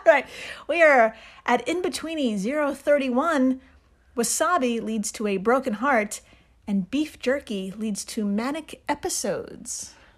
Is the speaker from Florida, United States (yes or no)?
no; New York, United States; I'm from New York